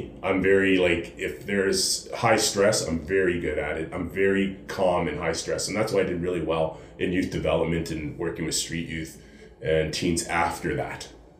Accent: Halifax, Nova Scotia, Canada; born there; also born or lived in Ontario; now in Calgary, Canada; like when I lived in Ontario and that, because like I said, I grew up in the military, I was born in Halifax.

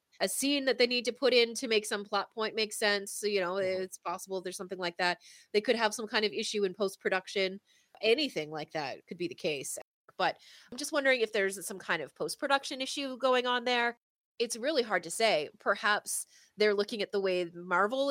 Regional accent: Canada; As a Canadian

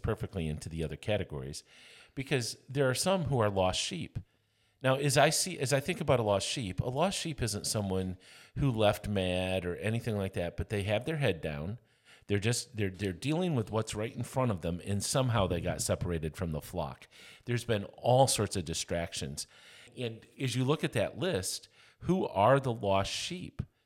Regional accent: Lamont, Kansas, United States; I'm from Lamont, Kansas.

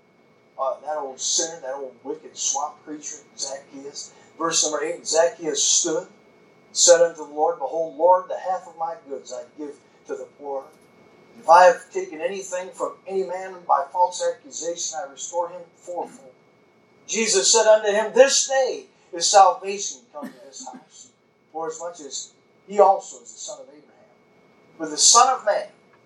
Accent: United States; I grew up on Lake Michigan

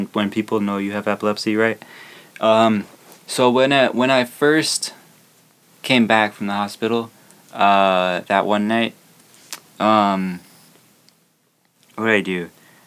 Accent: Arizona, United States; I'm from Arizona

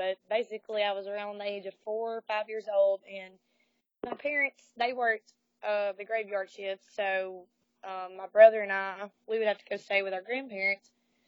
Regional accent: the South, United States; especially growing up in the South, like, I didn't necessarily feel like I fit in down here.

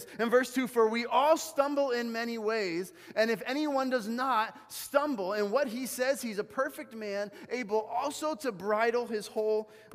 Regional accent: Bolivia; moved away; growing up in Bolivia, right, my mom had actually gotten us horseback riding lessons

